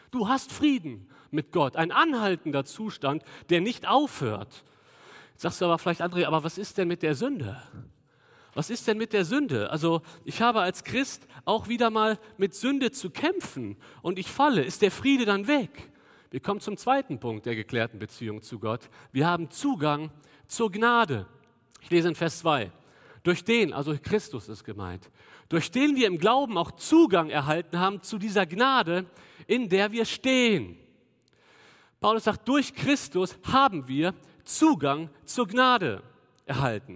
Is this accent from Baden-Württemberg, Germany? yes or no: no; Cologne, North Rhine-Westphalia, Germany; wir als Kölner